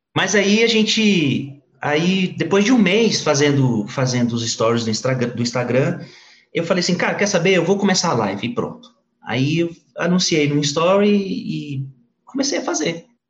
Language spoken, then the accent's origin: Portuguese; Brasília, Federal District, Brazil; nasci aqui no Distrito Federal é, e me casei adolescente. é, sou aqui do DF